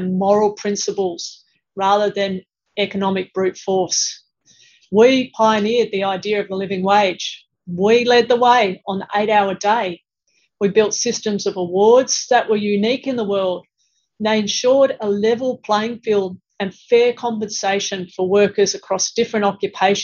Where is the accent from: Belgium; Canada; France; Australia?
Australia; Sydney, New South Wales; my hometown of Sydney